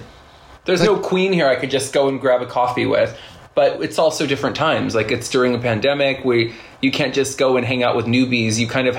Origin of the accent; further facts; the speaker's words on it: California, United States; moved away; also born or lived in New York; I'm from California.